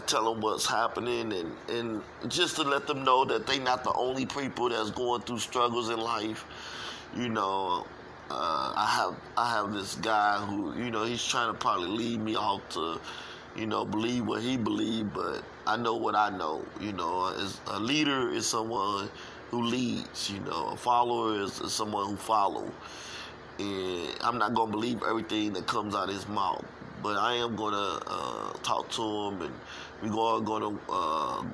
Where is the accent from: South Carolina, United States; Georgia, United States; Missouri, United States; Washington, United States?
Missouri, United States; St. Louis; I'm from St. Louis, and I was raised up in the streets of St. Louis all my life